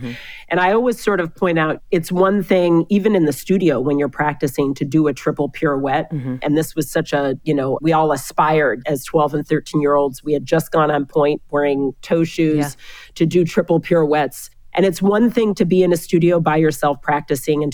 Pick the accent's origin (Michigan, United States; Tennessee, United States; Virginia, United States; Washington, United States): Washington, United States; Seattle; moved away as an adult; also born or lived in Hamburg, Germany; now in New York City, United States; I am originally from Seattle. I'm a child of immigrants. My mother is Austrian. My father's Ugandan. Grew up for the most part in Seattle.